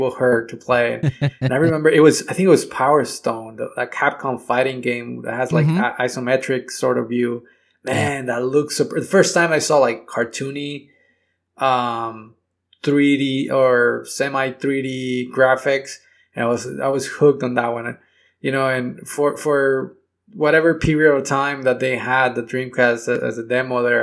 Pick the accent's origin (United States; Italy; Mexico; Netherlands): Mexico; I was a big gamer growing up, although I grew up in Mexico